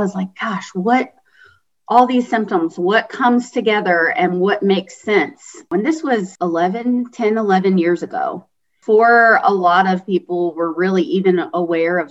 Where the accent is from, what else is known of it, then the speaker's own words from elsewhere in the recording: Kentucky, United States; moved away as an adult; also born or lived in Indiana; now in Greenville, United States; I'm originally from Kentucky, and even from Kentucky to Indiana was a change for sure.